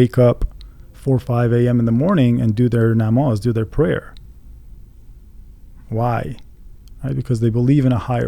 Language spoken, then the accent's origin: English; Winnipeg, Manitoba, Canada; moved away as an adult; also born or lived in Iran; Growing up in Winnipeg, in Canada, not being around other Iranians